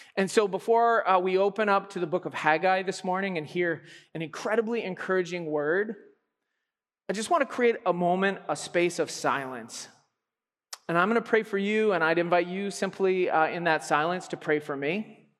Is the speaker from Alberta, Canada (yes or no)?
yes; Alberta, Canada; I am from Alberta